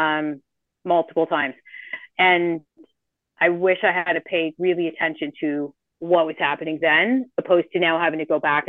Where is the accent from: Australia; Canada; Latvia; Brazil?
Canada; moved away as an adult; now in Costa Rica; we're Canadian. I know we've left